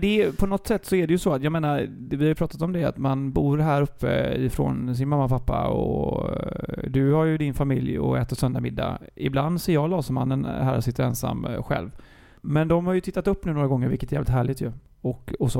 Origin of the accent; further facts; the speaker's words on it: Gothenburg, Västra Götaland, Sweden; jag är från Gbg